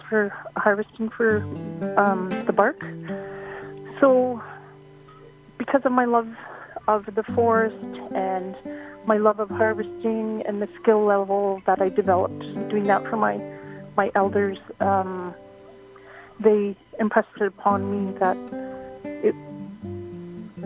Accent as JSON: {"language": "English", "town": "Old Masset", "region": "British Columbia", "country": "Canada", "said": "I am Haida from Old Masset"}